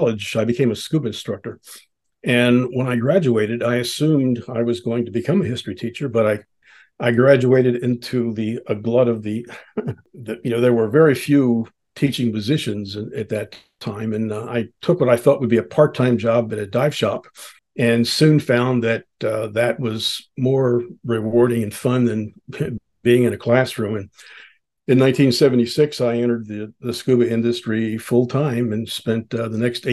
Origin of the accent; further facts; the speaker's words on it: United States; I grew up on the Chesapeake Bay.